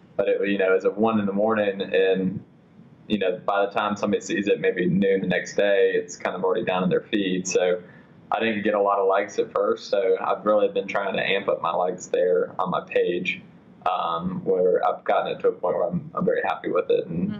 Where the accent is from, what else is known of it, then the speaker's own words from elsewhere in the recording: Atlanta, Georgia, United States; I was born and raised here in Atlanta.